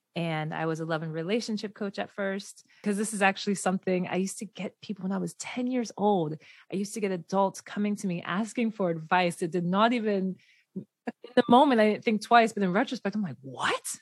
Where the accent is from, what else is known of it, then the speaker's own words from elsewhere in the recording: Delaware, United States; where I grew up in Delaware